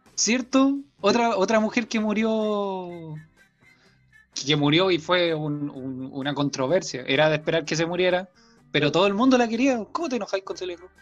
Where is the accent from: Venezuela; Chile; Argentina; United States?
Chile; Antofagasta; yo soy de Antofagasta